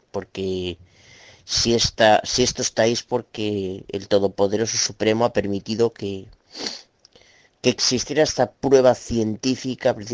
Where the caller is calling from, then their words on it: Galicia, Spain; bueno, soy abuelo de Galicia, España. Quiero hacerte una pregunta, Tito.